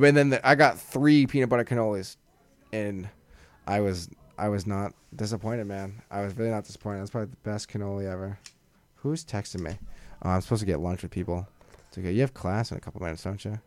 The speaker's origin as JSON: {"language": "English", "region": "Massachusetts", "country": "United States", "said": "we're from Massachusetts, and we live about probably forty-five minutes to an hour away from Boston"}